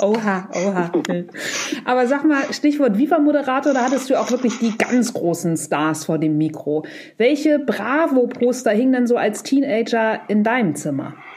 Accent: Buchholz in der Nordheide, Lower Saxony, Germany; ich bin ja in Buchholz in der Nordheide groß geworden. Es ist eine Kleinstadt, 30 Kilometer von Hamburg.

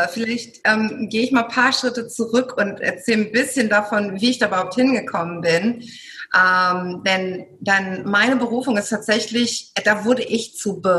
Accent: Germany; now in Greece; ich bin in Deutschland geboren, aufgewachsen, habe griechische Wurzeln und mein Traum war es immer, irgendwann mal in Griechenland zu leben, wo ich auch heute hier bin, schon seit vielen Jahren jetzt mit meiner Familie hier lebe.

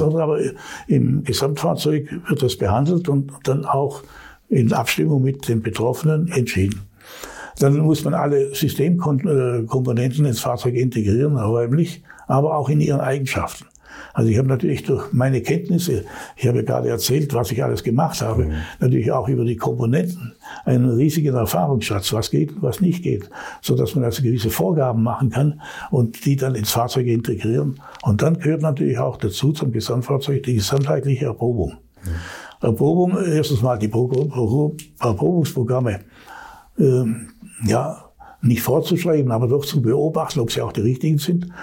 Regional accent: Allgäu, Bavaria, Germany; ich bin ja im Allgäu aufgewachsen

